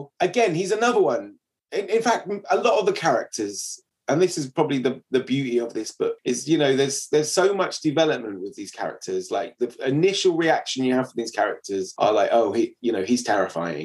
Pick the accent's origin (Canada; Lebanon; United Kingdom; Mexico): United Kingdom; England; as an Englishman